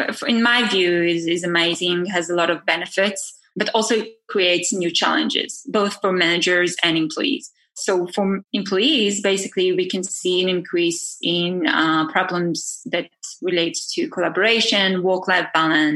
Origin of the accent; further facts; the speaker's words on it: Israel; moved away as an adult; also born or lived in Tel Aviv; now in California, United States; I'm originally from Israel. I moved to the States 8 months ago. So I'm based in California.